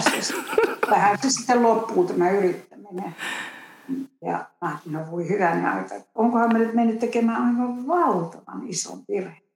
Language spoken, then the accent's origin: Finnish; Finland; moved away as an adult; also born or lived in United States; olen tullut takaisin sitten myöhemmin Suomeen.